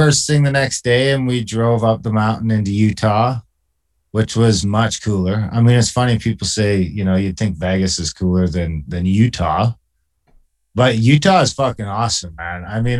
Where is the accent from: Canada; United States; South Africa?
Canada; Being an Indian in Canada